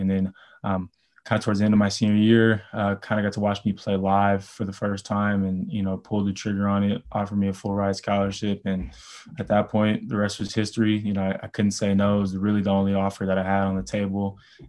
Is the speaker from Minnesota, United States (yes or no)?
no; Los Angeles, California, United States; moved away as an adult; born and raised in Los Angeles, California.